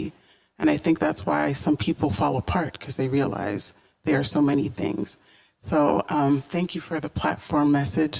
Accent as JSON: {"language": "English", "town": "Columbia", "region": "Maryland", "country": "United States", "tie": "born or raised there", "said": "I enjoyed growing up in Columbia, Maryland"}